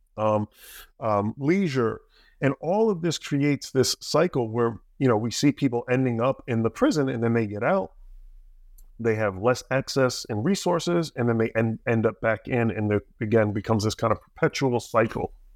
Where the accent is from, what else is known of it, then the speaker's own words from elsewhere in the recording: New Jersey, United States; I grew up in Jersey, a little bit south